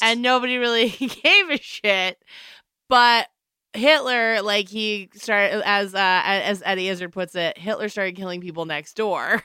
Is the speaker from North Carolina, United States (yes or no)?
yes; North Carolina, United States; I'm from Michael Jordan area